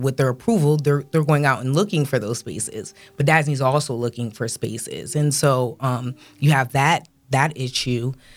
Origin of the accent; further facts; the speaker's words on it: Rochester, New York, United States; we're from Rochester